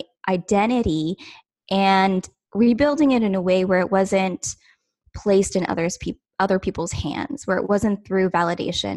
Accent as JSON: {"language": "English", "region": "Ontario", "country": "Canada", "said": "I'm from Ontario, Canada"}